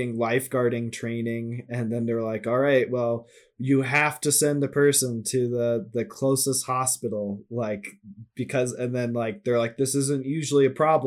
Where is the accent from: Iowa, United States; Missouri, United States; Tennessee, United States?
Missouri, United States; St. Louis; we're all from St. Louis